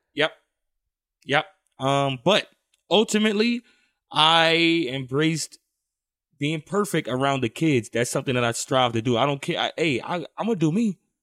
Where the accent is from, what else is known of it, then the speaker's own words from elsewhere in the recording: New York City, New York, United States; now in San Diego, United States; growing up in Brownsville was, it was fun